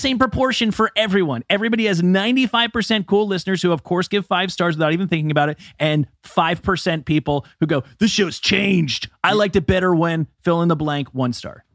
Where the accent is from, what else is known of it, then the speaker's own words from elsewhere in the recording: New Jersey, United States; Kevin and I come from New Jersey